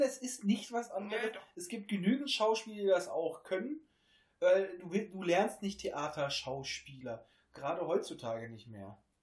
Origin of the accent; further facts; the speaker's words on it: Hameln, Lower Saxony, Germany; bei uns in Hameln